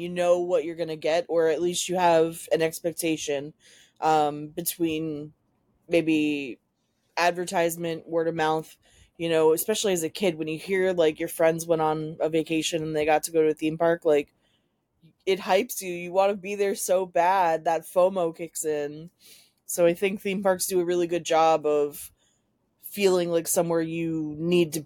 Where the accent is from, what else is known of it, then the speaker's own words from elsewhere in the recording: Florida, United States; Growing up in Florida